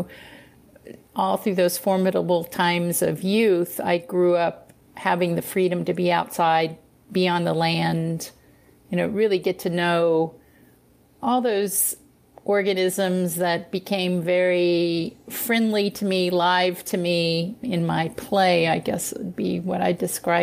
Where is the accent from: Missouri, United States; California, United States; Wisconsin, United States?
Missouri, United States; As a kid, I grew up in Missouri, in around the Missouri River area